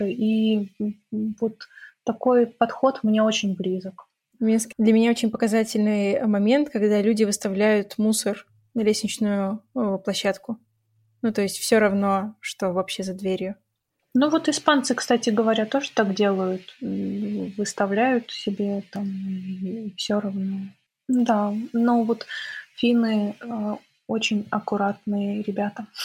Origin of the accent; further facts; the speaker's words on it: Minsk, Belarus; now in Korolyov, Russia; Да, я когда переехала из Минска, я переехала не в Москву, а в Королёв. И очень сильно, конечно, для меня это был стресс, потому что все-таки Беларусь тоже достаточно чистая